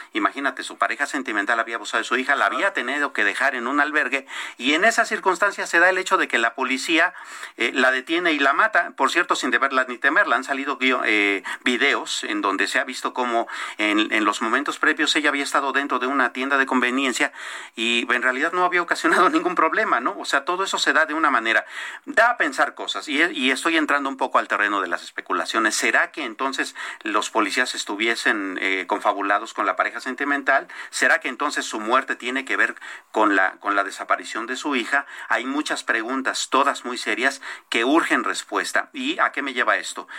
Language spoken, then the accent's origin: Spanish; Mexico; como mexicanos